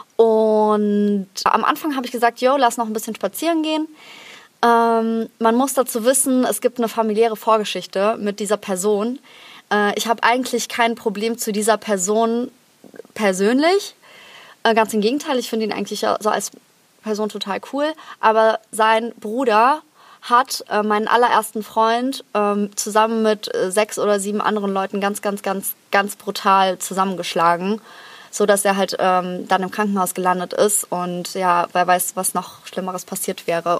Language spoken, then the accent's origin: German; Krefeld, North Rhine-Westphalia, Germany; moved away; in Krefeld in meiner Heimatstadt